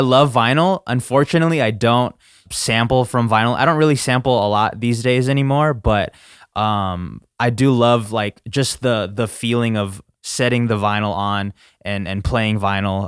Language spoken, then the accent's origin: English; United States; as an American, we only learn English